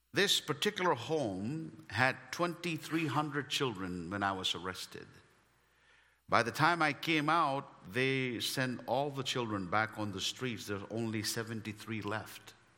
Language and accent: English; India; English is a second language; moved away; as an Indian.